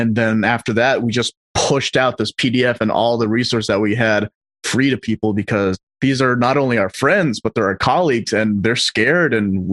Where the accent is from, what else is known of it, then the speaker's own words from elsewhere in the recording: Los Angeles, California, United States; So I'm from LA. I was born and raised here.